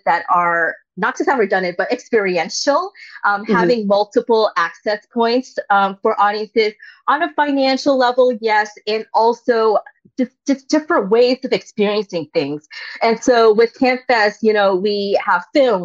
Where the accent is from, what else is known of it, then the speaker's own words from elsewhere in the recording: Cape Cod, Massachusetts, United States; also born or lived in Vietnam; I grew up on Cape Cod